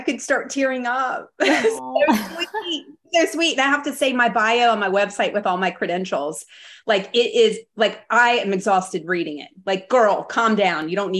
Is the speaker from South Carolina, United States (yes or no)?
yes; South Carolina, United States; I grew up in South Carolina, and after college, I graduated in health promotion and kinesiology from the College of Charleston.